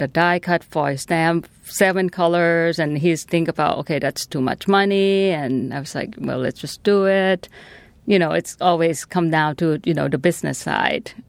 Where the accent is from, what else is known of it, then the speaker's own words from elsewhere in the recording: Thailand; now in Washington, United States; I'm from Thailand.